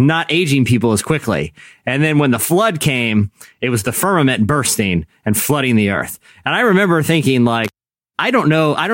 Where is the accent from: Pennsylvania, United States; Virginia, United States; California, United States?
Virginia, United States; I grew up in Virginia